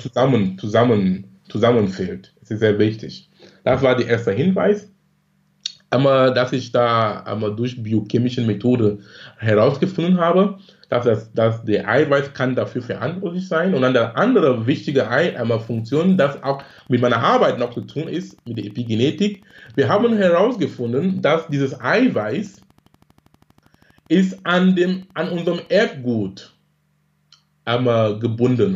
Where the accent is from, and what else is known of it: Cameroon; born or raised there; moved away as an adult; now in Germany